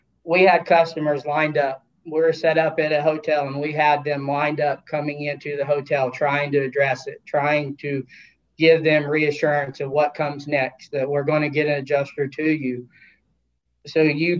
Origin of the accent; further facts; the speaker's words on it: Oklahoma, United States; I grew up in Oklahoma